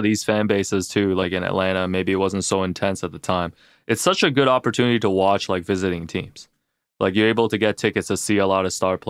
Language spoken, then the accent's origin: English; Toronto, Ontario, Canada; growing up in Toronto, well, I've always told you this, CJ, like every Asian in the 90s was a Bulls fan